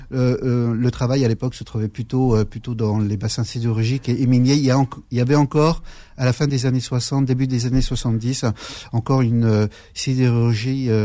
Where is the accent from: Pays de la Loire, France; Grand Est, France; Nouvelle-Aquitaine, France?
Grand Est, France; Metz; nous avons grandi à Metz.